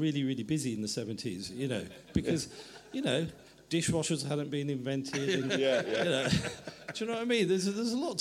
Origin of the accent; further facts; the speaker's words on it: England, United Kingdom; I was starting to see myself as English